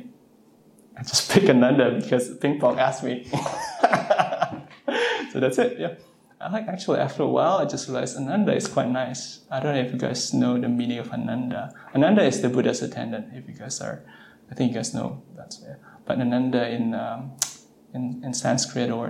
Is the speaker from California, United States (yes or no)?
yes; Southern California, United States; I'm from Southern California